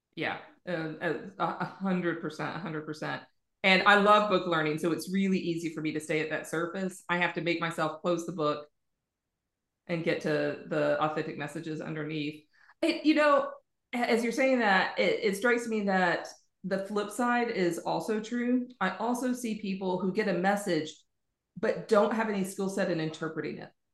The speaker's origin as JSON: {"language": "English", "country": "United States", "moved": "yes", "lives_now": "Ireland", "said": "I'm American and I live in Ireland"}